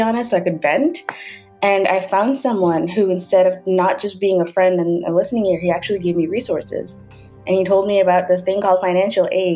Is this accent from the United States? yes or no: no; United Arab Emirates; moved away; I grew up in United Arab Emirates. My parents are of Pakistani descent